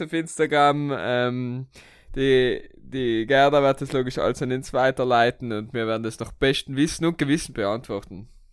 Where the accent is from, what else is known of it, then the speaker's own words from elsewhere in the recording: Italy; wir sind ja Italiener